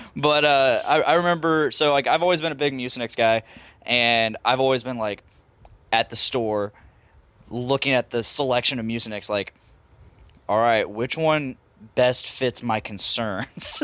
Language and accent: English; Lafayette, Indiana, United States; we're Lafayette, Indiana.